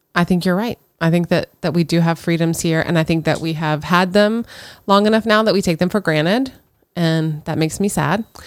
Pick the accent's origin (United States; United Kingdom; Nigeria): United States